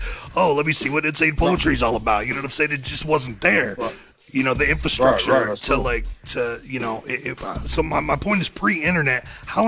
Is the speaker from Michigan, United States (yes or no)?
yes; Michigan, United States; I grew up in Michigan, you know what I mean? And specifically mid-Michigan, I was like an hour north of Saginaw